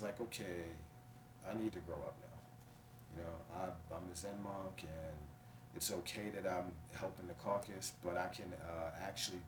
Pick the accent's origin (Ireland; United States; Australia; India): United States; East Coast; now in West Coast, United States; where I grew up at in the East